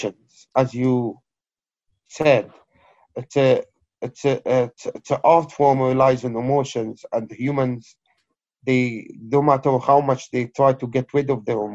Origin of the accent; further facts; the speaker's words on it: Aleppo, Aleppo Governorate, Syria; moved away as an adult; also born or lived in Kobani; now in United Kingdom; I'm originally Syrian Kurd from the or originated from the town of Kobani, but born and raised in Aleppo. British Syrian poet who came here in 2003